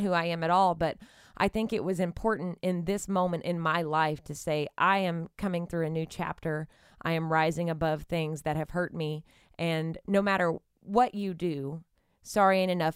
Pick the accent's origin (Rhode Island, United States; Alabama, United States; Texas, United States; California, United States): Texas, United States; Nacogdoches; moved away; growing up in East Texas